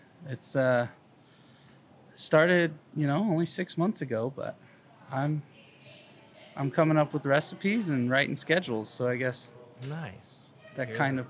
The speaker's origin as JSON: {"language": "English", "region": "Colorado", "country": "United States", "tie": "born or raised there", "also_born_or_lived": "Fort Collins, Colorado", "moved": "as an adult", "lives_now": "Des Moines, United States", "said": "I was born and raised in Colorado, so, you know, kind of a beer haven as is."}